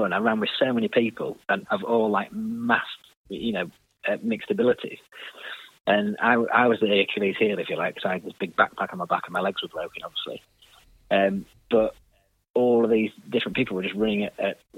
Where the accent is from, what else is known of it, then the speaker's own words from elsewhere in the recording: Harrogate, Yorkshire and the Humber, United Kingdom; my hometown in Harrogate